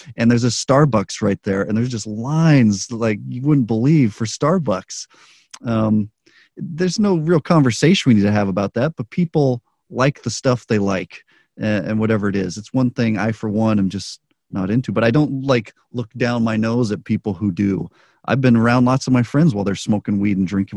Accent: Albuquerque, New Mexico, United States; now in Las Vegas, United States; I grew up in Albuquerque.

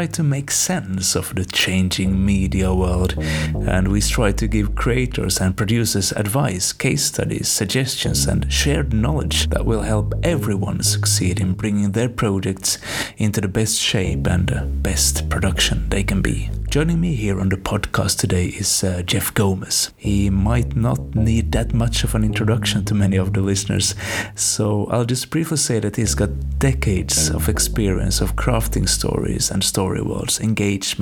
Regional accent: Finland; I'm from Finland and we don't do the Thanksgiving thing here

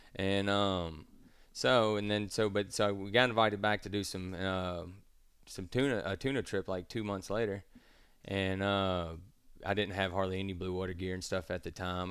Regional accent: Star, Mississippi, United States; also born or lived in Pascagoula, Mississippi; I grew up landlocked in Starr, Mississippi, uh, nowhere near the ocean, but my, I was born in Pascagoula

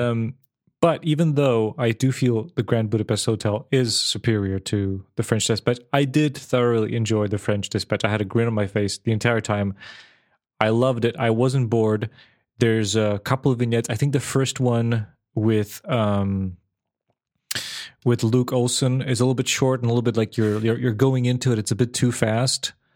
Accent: Serbia; moved away as an adult; I was born and raised in Serbia for eighteen

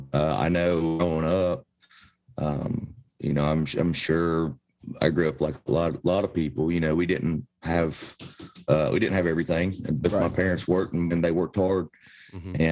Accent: Appalachia, United States; us here in Appalachia

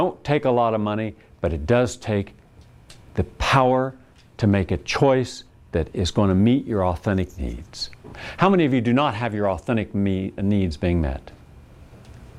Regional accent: West Virginia, United States; moved away; where we grew up in West Virginia

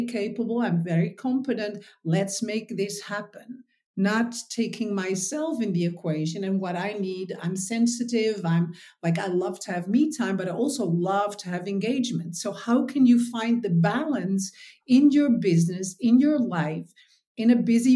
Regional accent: Texel, North Holland, Netherlands; I was born on Texel, which is in the Netherlands. So it's the biggest island of the Netherlands

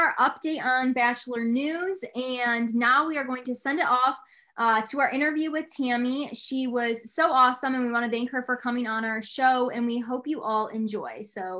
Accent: Batavia, New York, United States; also born or lived in Ithaca, New York; I'm from Batavia, New York.

